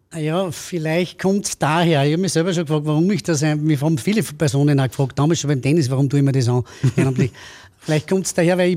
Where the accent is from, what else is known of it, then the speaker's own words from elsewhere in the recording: Linz, Upper Austria, Austria; Linzer, also geboren in Linz, aufgewachsen in Linz, Schule absolviert in Linz, Studium absolviert in Linz und dann seit 20, 21 Jahren mittlerweile selbstständiger Anwalt, auch in Linz. Also ich habe die Stadt Linz eigentlich nie verlassen